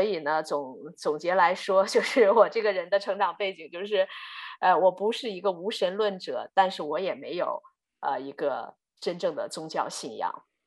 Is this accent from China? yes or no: yes; Inner Mongolia, China; also born or lived in Florida, United States / Pennsylvania, United States; now in Texas, United States; 我从小呢是在中国的内蒙古长大。呃，我的父母都是在学校做教育工作的